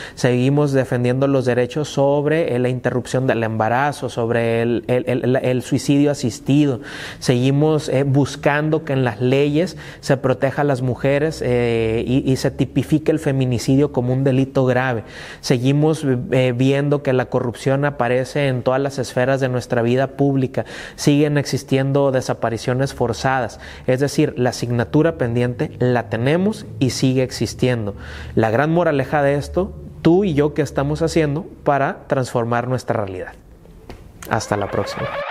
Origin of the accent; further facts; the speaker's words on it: Mexico; forma de ser como mexicanos